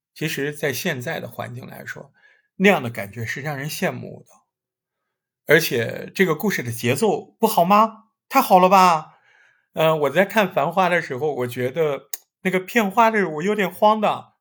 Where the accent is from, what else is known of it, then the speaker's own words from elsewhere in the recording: Hangzhou, Zhejiang, China; 我对杭州的记忆，更多的就是各种学校嘛，大学的这种老房子、新房子